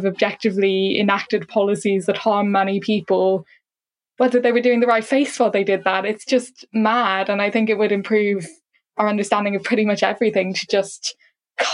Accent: Ireland

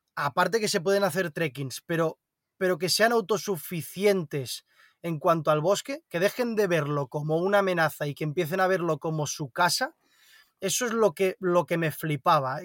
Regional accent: Barcelona, Catalonia, Spain; nací en Barcelona, entonces eh, he mamado mucha ciudad también

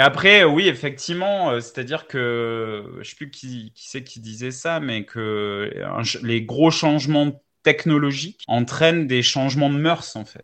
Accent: south-east France, France; je suis sud-est de la France

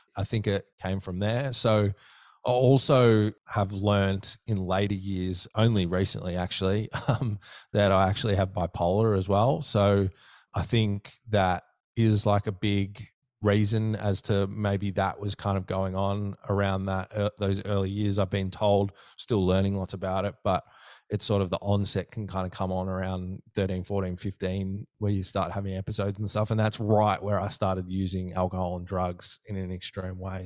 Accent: Melbourne, Victoria, Australia; I'm from the southeastern suburbs of, um, Melbourne

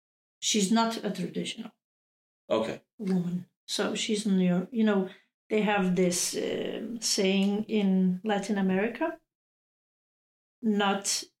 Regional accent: Denmark; No, because I don't feel half Bosnian, half Danish.

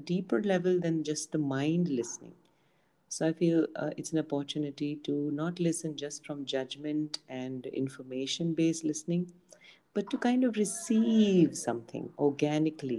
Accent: Pune, Maharashtra, India; I'm from India, Pune

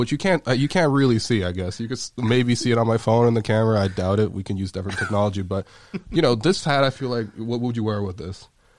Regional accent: Toronto, Ontario, Canada; I'm from the West End, oddly enough. There's not a lot of Asians in the West End, necessarily, of Toronto.

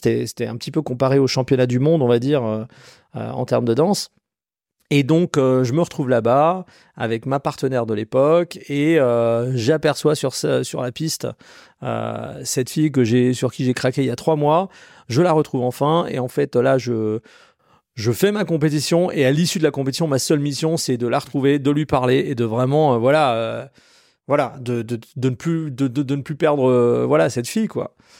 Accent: Colmar, Grand Est, France; j'ai grandi en Alsace. Colmar

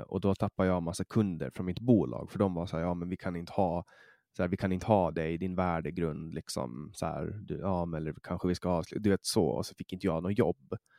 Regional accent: Åland Islands; från mitt perspektiv som ålänning

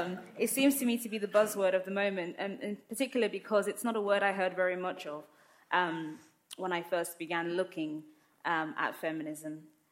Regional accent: London, United Kingdom; also born or lived in Lagos, Nigeria; I grew up in London and in Lagos, in Nigeria. My family is Muslim. I'm clearly a black woman. I'm clearly of African descent.

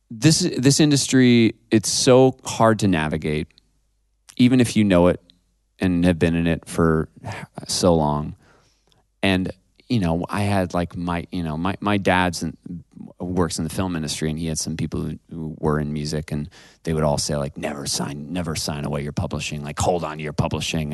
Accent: Ithaca, New York, United States; also born or lived in Seattle, Washington; I'm from Ithaca, New York. I'm from upstate New York

